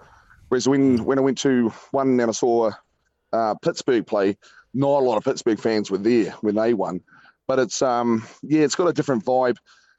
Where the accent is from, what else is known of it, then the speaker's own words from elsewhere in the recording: New Zealand; But we just roll up, tell him we're from New Zealand, blag it, and they'd open the door for us.